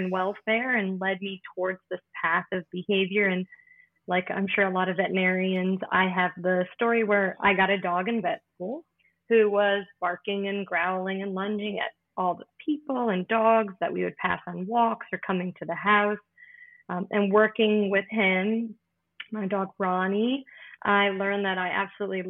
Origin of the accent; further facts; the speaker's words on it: Maryland, United States; moved away as an adult; also born or lived in Florida / Washington, D.C.; now in Pennsylvania, United States; I'm originally from Maryland